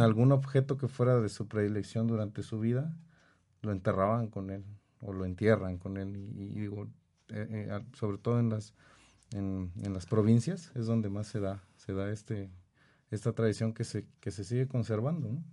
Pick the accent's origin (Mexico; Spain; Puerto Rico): Mexico; Nosotros como mexicanos